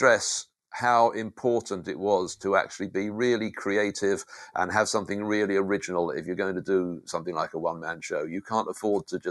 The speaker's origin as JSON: {"language": "English", "country": "United Kingdom", "accent": "British", "moved": "yes", "said": "Being British helped."}